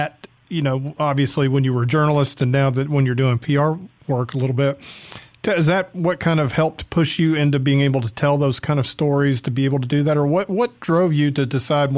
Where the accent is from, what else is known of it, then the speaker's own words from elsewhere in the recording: Atlanta, Georgia, United States; I was growing up in Atlanta